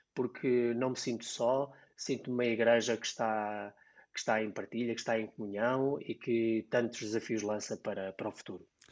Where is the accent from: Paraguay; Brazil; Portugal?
Portugal; Diocese of Coimbra, Centro; aqui na, na Diocese de Coimbra, de onde sou uh, da minha origem